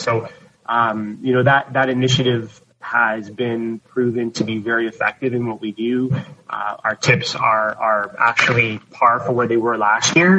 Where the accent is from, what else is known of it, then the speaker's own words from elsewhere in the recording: Toronto, Ontario, Canada; I'm from Toronto, I grew up in Toronto